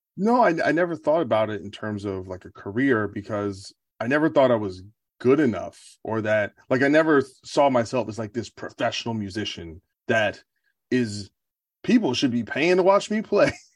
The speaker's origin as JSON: {"language": "English", "region": "New Jersey", "country": "United States", "tie": "born or raised there", "said": "growing up around Jersey"}